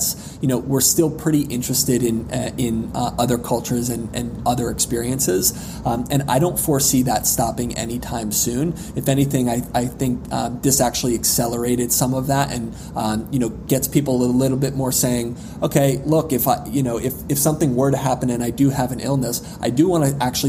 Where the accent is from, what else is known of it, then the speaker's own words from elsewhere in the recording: northern New Jersey, United States; I grew up in northern New Jersey